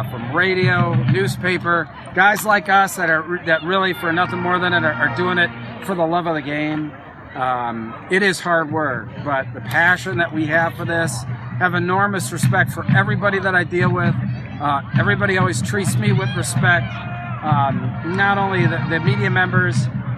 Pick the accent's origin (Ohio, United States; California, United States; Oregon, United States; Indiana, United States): Indiana, United States; now in Pennsylvania, United States; I'm originally from Indiana